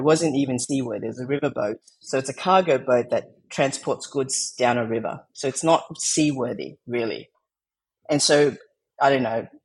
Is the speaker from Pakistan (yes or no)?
no; Australia; accent: Australian; also born or lived in Vietnam / Philippines; that's how we ended up growing up in Australia.